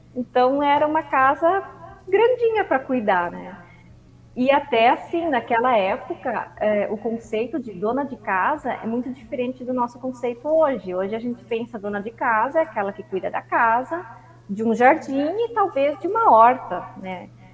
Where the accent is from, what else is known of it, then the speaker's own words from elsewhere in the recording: Santa Rosa, Rio Grande do Sul, Brazil; now in Candelária, Brazil; eu nasci em Santa Rosa, no Rio Grande do Sul